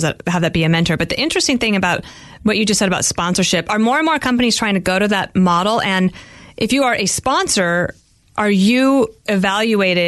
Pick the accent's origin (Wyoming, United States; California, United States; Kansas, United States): Wyoming, United States; now in New York, United States; from my home state of Wyoming